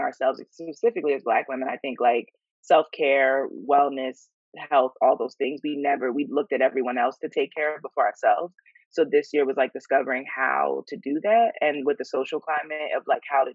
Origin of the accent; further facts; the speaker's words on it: York, Pennsylvania, United States; moved away as an adult; also born or lived in Philadelphia, Pennsylvania; now in New York, United States; I'm from York, Pennsylvania. There's, you know, Amish people close to us in Lancaster